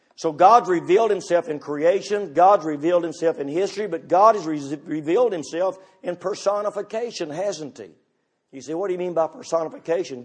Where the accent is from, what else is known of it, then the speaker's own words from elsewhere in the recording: United States; I'm all American